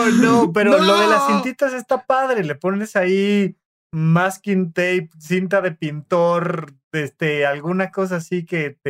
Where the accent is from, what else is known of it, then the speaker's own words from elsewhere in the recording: Toluca, State of Mexico, Mexico; Este, de donde yo vengo, escuché. Yo no dije qué pueblo. Toluca estaba en México, orgullosamente.